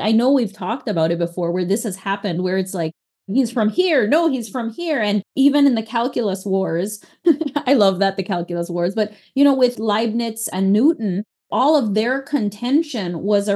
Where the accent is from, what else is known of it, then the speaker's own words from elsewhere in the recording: Belize; now in Texas, United States; when I was in Belize and growing up there, for sure, I was definitively from Belize